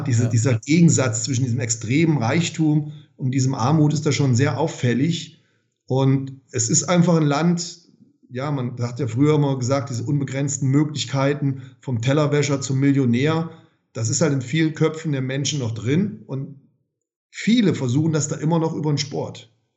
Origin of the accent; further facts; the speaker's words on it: Germany; Bei uns in Deutschland